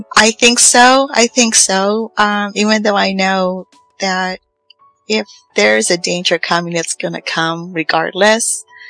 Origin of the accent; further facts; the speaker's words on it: Los Angeles, California, United States; also born or lived in Riverside, California; now in Fresno, United States; I was born in East Los Angeles